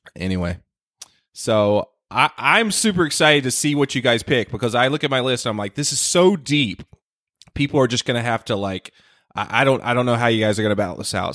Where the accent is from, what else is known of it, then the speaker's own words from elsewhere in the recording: North Carolina, United States; my home state of North Carolina